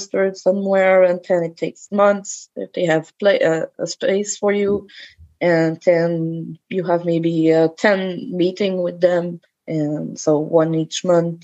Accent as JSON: {"language": "English", "town": "Quebec City", "region": "Quebec", "country": "Canada", "tie": "born or raised there", "said": "I've grown up in Quebec. In Quebec City as well"}